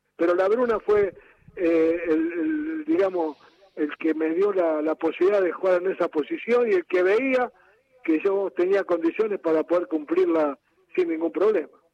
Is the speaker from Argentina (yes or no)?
yes; Argentina; soy el jugador argentino que más goles tiene en Copa Libertadores